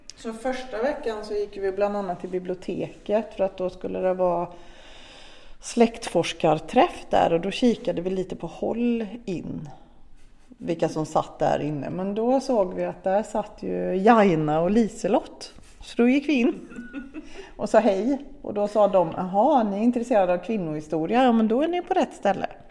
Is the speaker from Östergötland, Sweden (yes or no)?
no; Arvika, Värmland, Sweden; i Arvika, där vi kommer ifrån